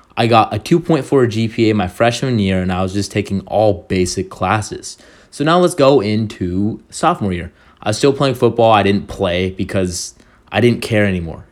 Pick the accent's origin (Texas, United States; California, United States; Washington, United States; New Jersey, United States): California, United States; Orange County; I was born and raised in Orange County.